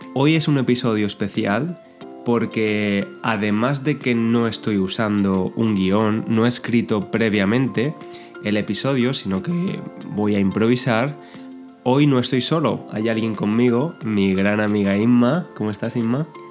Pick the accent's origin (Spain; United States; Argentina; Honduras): Spain; Somos buenos los españoles con los idiomas